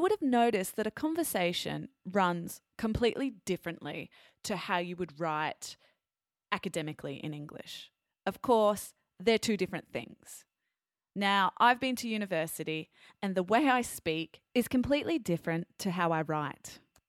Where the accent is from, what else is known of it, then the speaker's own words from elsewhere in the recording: Australia; Well, being an Australian, yeah, so I know where Papua New Guinea is.